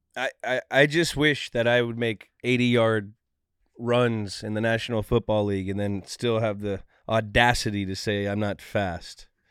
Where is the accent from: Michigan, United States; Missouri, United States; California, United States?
California, United States; the Bay Area; I grew up in the Bay